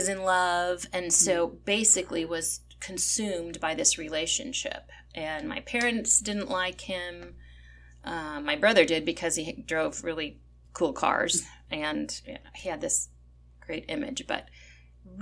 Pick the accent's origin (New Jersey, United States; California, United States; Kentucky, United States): California, United States; I was born and raised in California